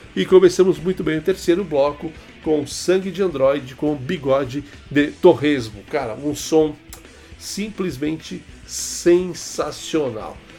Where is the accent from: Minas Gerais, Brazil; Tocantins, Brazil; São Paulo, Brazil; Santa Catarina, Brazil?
São Paulo, Brazil; Itatiba; lá da minha cidade, né, meu? Lá de Itatiba